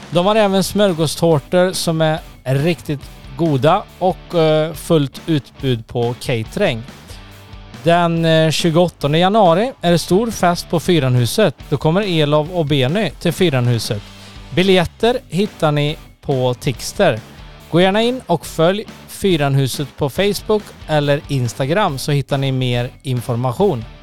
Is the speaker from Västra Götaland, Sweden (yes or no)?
yes; Tidaholm, Västra Götaland, Sweden; Jag är urtida holmare.